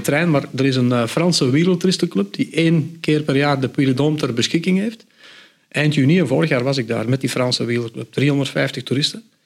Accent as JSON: {"language": "Dutch", "area": "the Kempen", "region": "Flanders", "country": "Belgium", "said": "Bij ons in de Kempen"}